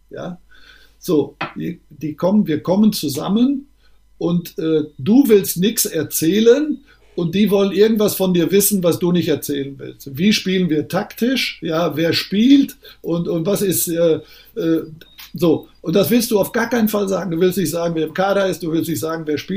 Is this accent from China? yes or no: no; North Rhine-Westphalia, Germany; Das ist eine Form von Sauer, ich bin ja Sauerländer, eine Form von sauerländischen Humor.